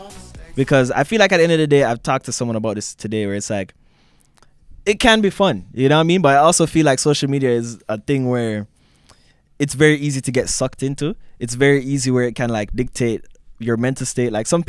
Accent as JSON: {"language": "English", "country": "Jamaica", "tie": "born or raised there", "moved": "yes", "lives_now": "London, California, United States", "said": "growing up in Jamaica and coming here. First time we saw snow, living in London, Ontario."}